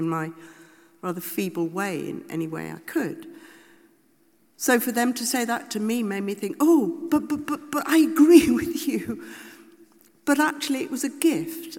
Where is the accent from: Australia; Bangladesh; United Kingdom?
United Kingdom; we're all British, liberal